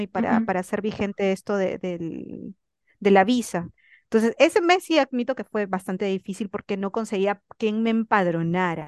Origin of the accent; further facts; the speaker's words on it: Peru; moved away as an adult; also born or lived in Spain; now in Ecuador; yo que soy recontra peruano